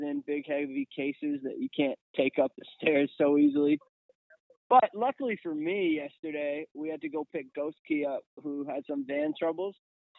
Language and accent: English; Canada; They're not cheap to tour as a Canadian band